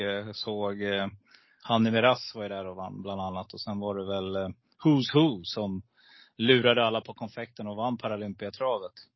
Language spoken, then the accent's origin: Swedish; Stockholm, Stockholm County, Sweden; also born or lived in Gävle; now in Falun, Sweden; född i Gävle men jag eh, bodde nere i Stockholm. Ja, du är ja, så att eh, söder om Stockholm där. I de lite tuffare områdena, du vet runt Norsborg, Alby, Fittja där. Där är jag uppväxt.